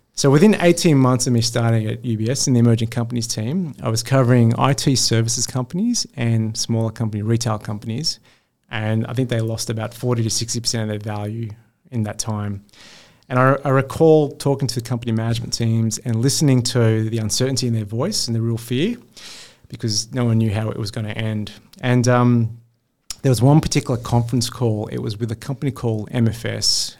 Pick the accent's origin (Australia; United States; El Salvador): Australia; Sydney, New South Wales; I grew up in Western Sydney in a postcode that most fund managers wouldn't step foot in with a public school education